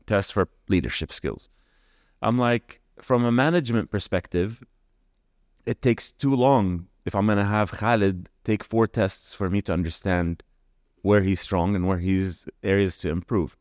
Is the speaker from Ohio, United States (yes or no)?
no; California, United States; moved away as an adult; also born or lived in Kuwait / United States (birthplace); now in Dubai, United Arab Emirates; then in nineteen ninety moved to California, and that's kinda where home became home